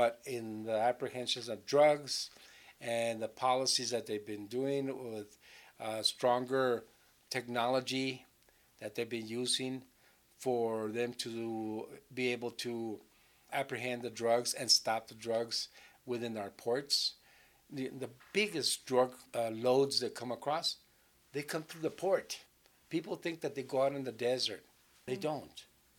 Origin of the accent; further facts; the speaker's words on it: Nogales, Arizona, United States; And I was born and raised in Nogales. My mother was Mexican, from Santana, Sonora. Mm-hmm. But my dad, Italian, from New York City.